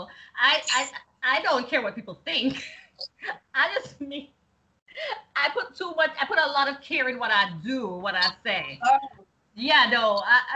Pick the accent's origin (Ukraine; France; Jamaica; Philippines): Jamaica; Yes, I'm Jamaican